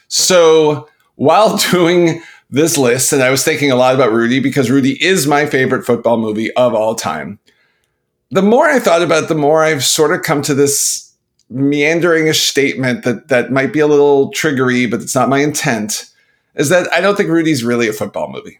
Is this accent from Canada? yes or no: yes; Canada; moved away; also born or lived in Pittsburgh; as a Canadian